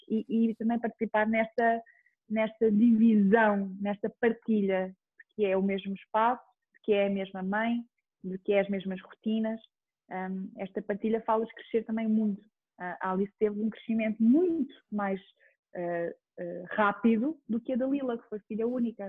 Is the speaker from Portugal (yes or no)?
yes; Chamusca, Ribatejo, Portugal; also born or lived in Almeirim; now in Lisbon, Portugal; eu sou de uma aldeia que se chama Parreira, mais do Conselho da Chamusca. Depois vivi muito tempo em Almeirim